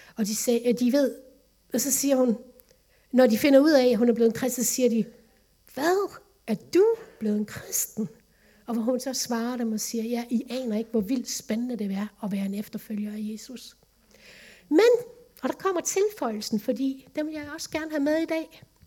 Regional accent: Vejle, Southern Denmark, Denmark; moved away as an adult; also born or lived in Lemvig; Vejle, min barndomsby, min familie

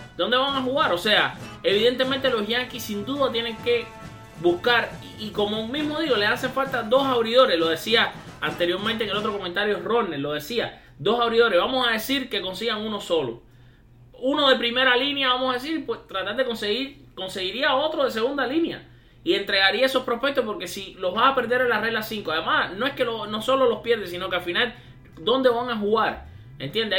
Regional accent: Matanzas, Cuba; No es solamente cubano como yo, sino que también es matancero como yo, de mi, de mi pueblo, de mi ciudad, Matanzas

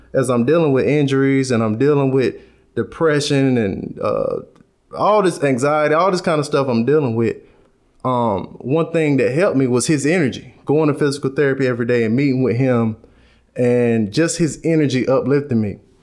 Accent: the Carolinas, United States; That's how we say it in the Carolinas. I'm from the Carolinas.

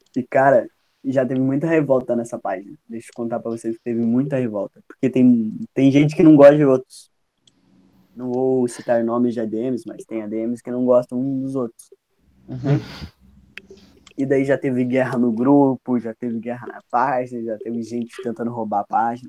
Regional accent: South Region, Brazil; also born or lived in Paraná; eu sou sulista e torço pro Grêmio e uhum. moro no Paraná

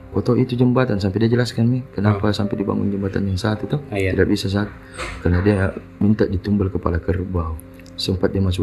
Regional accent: Makassar, South Sulawesi, Indonesia; sebagai orang Todopul itu iya baru tempat tahu

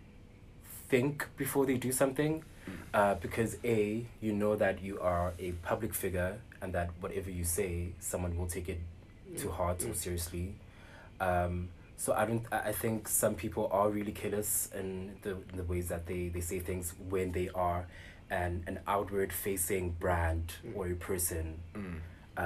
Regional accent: Johannesburg, Gauteng, South Africa; also born or lived in Durban; I was born here in Johannesburg. Mm. Born and bred, lived in Durban for some time. I came back to Joburg to study at Wits.

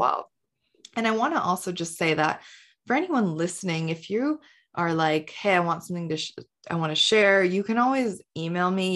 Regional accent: Canada; also born or lived in India; I moved to Canada when I was five from India.

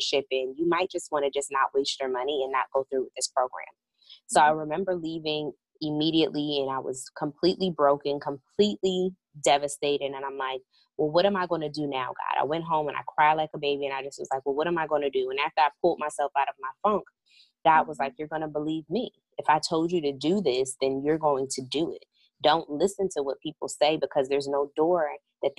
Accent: Hillside, New Jersey, United States; moved away as an adult; also born or lived in North Carolina; I'm originally from New Jersey.

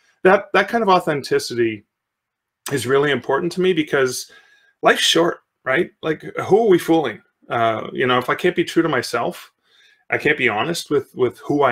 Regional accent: Sudbury, Ontario, Canada; I grew up in Sudbury, Ontario, which is in mid-northern Ontario.

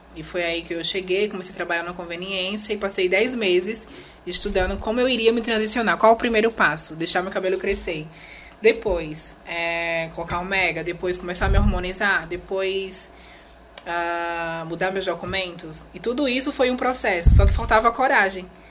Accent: Alagoas, Brazil; also born or lived in Maceió; eu nasci aqui em Maceió, né? Uhum. Aqui no, no estado de Alagoas e me criei nessa aldeia indígena

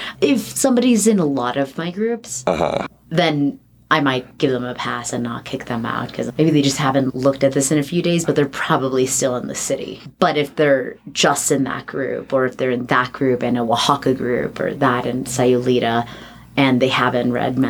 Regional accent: California, United States; because I was here from the Bay Area and I had a bunch of friends, three or four friends from San Francisco.

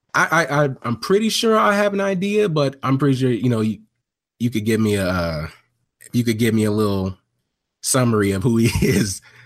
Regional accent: Long Beach, California, United States; born in, uh, Long Beach, California, man, that's where I grew up

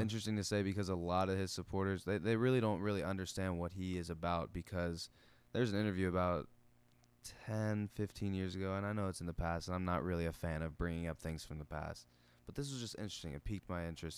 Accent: United States; we're Americans

